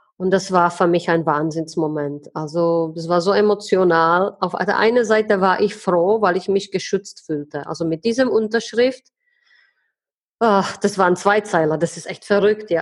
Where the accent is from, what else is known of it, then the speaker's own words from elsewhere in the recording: Czechia; bei uns in Tschechien